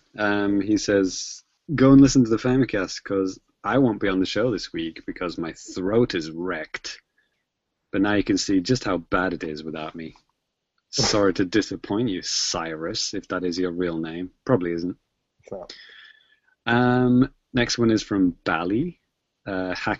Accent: United Kingdom; I'm British

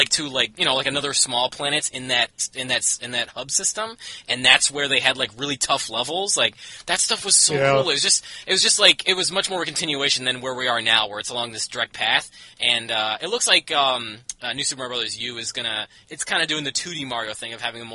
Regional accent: Canada; I'm from Canada

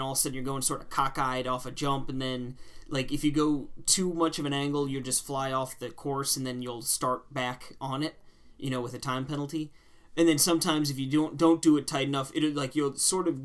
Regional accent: Long Island, New York, United States; my hometown. They have a Long Island course

